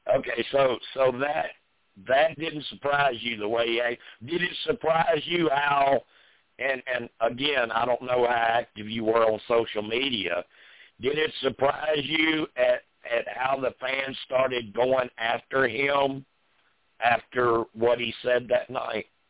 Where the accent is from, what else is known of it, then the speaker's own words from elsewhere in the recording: the South, United States; I was born and raised in the South